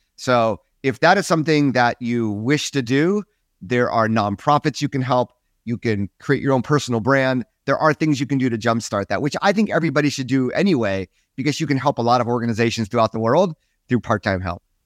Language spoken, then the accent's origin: English; United States; I'm American, so I sort of stuck out there